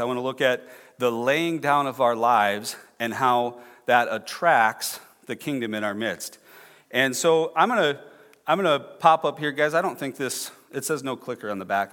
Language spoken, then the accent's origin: English; Clear Lake, Iowa, United States; I'm from, uh, north central Iowa, I'm from Clear Lake